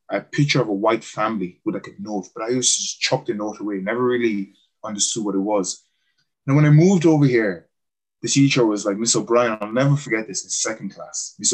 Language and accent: English; Cameroon; moved away; remembering where I came from, you know, and when I went back to Cameroon, I just went to an orphanage in my hometown where I'm from.